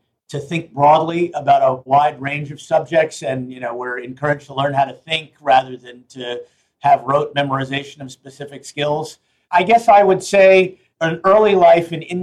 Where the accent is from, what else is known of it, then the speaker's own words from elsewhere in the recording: New York City, New York, United States; I grew up on Lower East Side of Manhattan